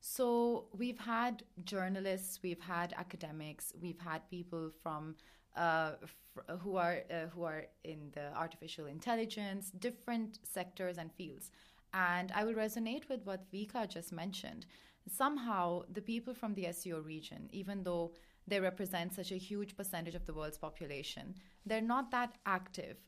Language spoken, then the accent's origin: English; Pakistan; now in Beijing, China; I'm from Pakistan. I've been living in Beijing for a few years